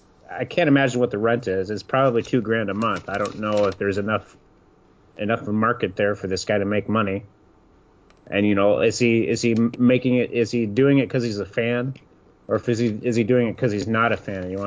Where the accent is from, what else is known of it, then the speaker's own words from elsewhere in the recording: southern Iowa, United States; moved away as an adult; now in Michigan, United States; No, I was raised in Iowa, in southern Iowa.